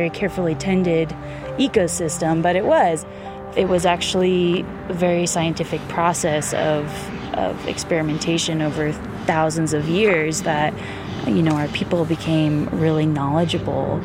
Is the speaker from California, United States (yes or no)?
yes; Mariposa, California, United States; I grew up in Mariposa, graduated from high school, left to go to school at UCSC and said, I'm never coming back to Mariposa ever again in my life